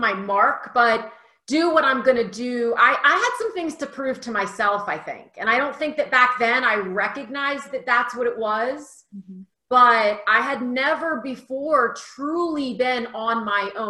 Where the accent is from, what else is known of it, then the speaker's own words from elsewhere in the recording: Delaware, United States; now in Phoenix, United States; Originally, I'm from the East Coast, Delaware. I've slowly moved my way west. I'm now in Phoenix, Arizona.